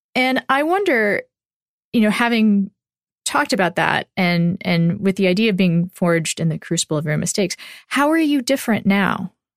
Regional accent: Austin, Texas, United States; also born or lived in Round Rock, Texas; I'm from Austin

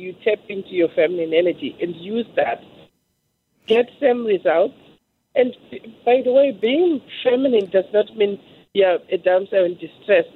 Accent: Zimbabwe; I'm from Zimbabwe originally

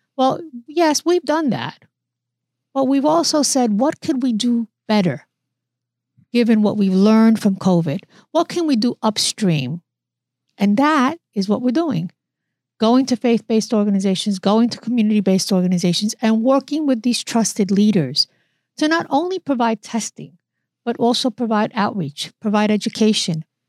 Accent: New York City, New York, United States; moved away as an adult; also born or lived in Newark, New Jersey; I was, uh, born and raised in the Bronx. I'm a New Yorker

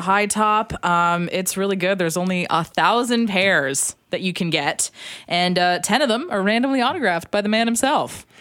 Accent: Alberta, Canada; I'm from Alberta

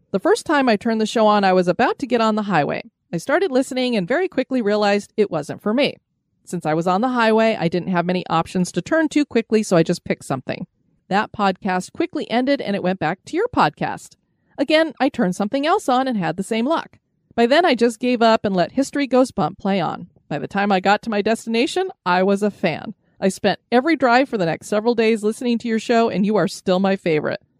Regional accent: Erie, Pennsylvania, United States; I grew up just outside of Erie, so of course, school field trips were often into the city.

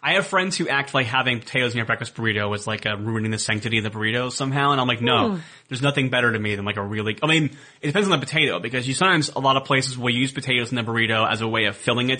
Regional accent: Columbus, Ohio, United States; Columbus, Ohio.

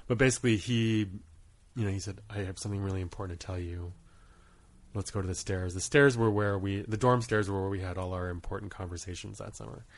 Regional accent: Portland, Maine, United States; moved away as an adult; also born or lived in Rhode Island / Guam / Kauai / Truk; starting at age six, I grew up in Maine. And when I left school, for school at the age of 18, we had stayed there for the majority of my childhood

